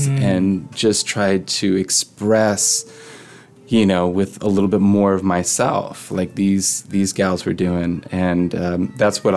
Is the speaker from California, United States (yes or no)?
no; St. Louis, Missouri, United States; also born or lived in Athens, Georgia; now in Canada; born and bred in St. Louis